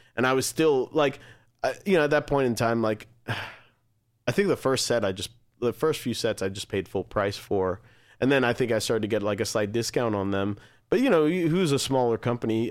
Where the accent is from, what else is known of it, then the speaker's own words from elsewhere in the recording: United States; as an American band